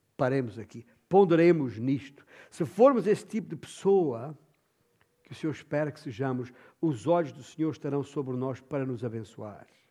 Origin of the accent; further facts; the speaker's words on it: Alentejo, Portugal; na minha terra, o meu alentejo